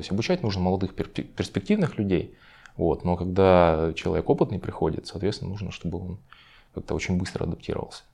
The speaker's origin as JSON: {"language": "Russian", "country": "Ukraine", "tie": "born or raised there", "moved": "yes", "lives_now": "Moscow, Russia", "said": "Сам я изначально родился в Украине"}